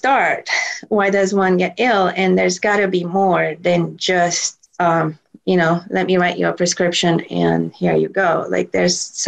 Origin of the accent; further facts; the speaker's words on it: Romania; moved away; I grew up in Romania where we used plant medicine for most ailments